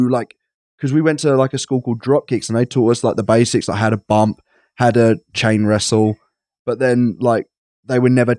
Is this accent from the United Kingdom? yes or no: yes; East of England, United Kingdom; I'm so English. But, I'm so Essex. That's not even English.